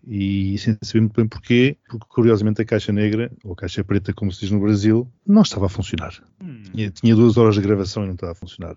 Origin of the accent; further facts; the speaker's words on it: Mozambique; now in Portugal; Eu nasci e... em Moçambique e sou português, nunca tive outra nacionalidade